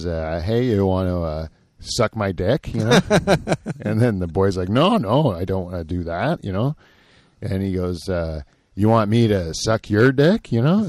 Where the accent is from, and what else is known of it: Canada